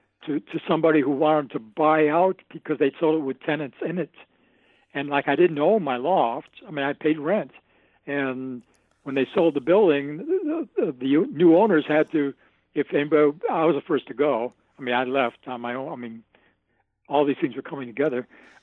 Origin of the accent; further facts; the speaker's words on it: Binghamton, New York, United States; I'd assumed I was a guy from a small town upstate, and that kept me real, you know?